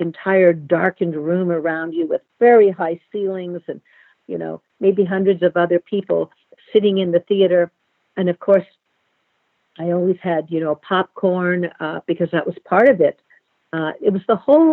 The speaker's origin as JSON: {"language": "English", "town": "Los Angeles", "region": "California", "country": "United States", "tie": "born or raised there", "said": "I am a native Los Angelino. I was born in Los Angeles and still live in Los Angeles"}